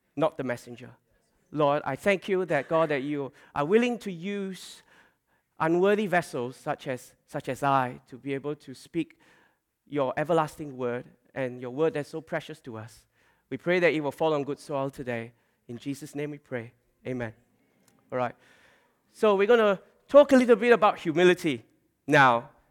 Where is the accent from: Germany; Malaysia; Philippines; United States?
Malaysia; now in Australia; growing up in Malaysia, and also when we came to, came to Australia